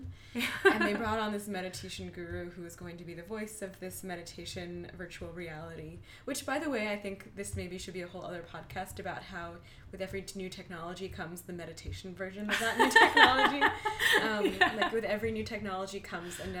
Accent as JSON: {"language": "English", "town": "Philadelphia", "region": "Pennsylvania", "country": "United States", "tie": "born or raised there", "moved": "yes", "lives_now": "San Francisco, United States", "said": "I grew up in Philadelphia"}